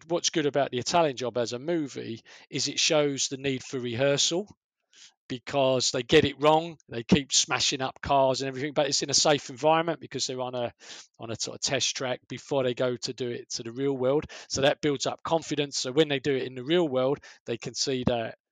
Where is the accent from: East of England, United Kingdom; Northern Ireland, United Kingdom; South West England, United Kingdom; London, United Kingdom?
London, United Kingdom; accent: Cockney; I'm from the East End